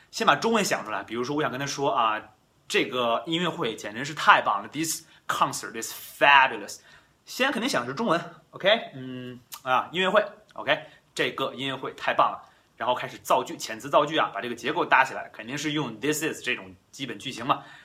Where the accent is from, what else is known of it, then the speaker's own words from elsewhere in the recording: China; first language Chinese; we grew up in China, right? We born in China。我们生在中国，我们长在中国。